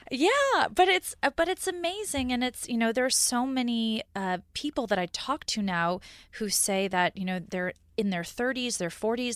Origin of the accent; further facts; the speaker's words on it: New York, United States; moved away as an adult; also born or lived in California; I grew up in New York. I had lived in New York my whole life